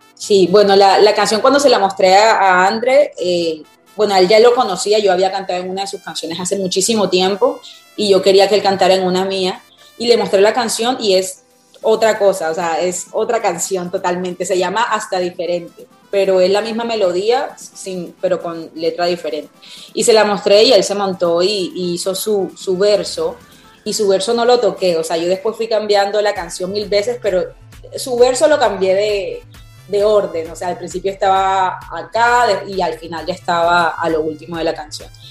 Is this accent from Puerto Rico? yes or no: no; Cartagena, Bolívar, Colombia; moved away as an adult; now in Miami, United States; yo nací en Cartagena, vengo de la champeta